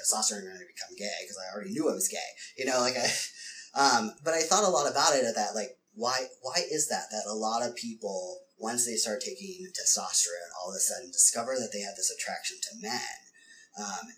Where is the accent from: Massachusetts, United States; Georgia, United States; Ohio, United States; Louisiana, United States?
Ohio, United States; now in San Francisco, United States; I came from Ohio